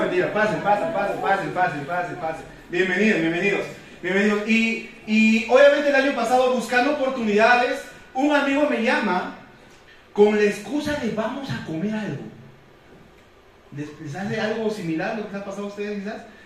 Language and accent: Spanish; Cusco, Peru; yo soy de acá de Cusco, yo nací, crecí y me reproduje aquí en Cusco